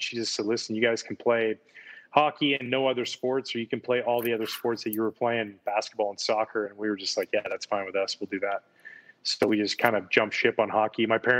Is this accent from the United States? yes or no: yes; Pacific Northwest, United States; I grew up in the Northwest, so we got a lot of Mariners games.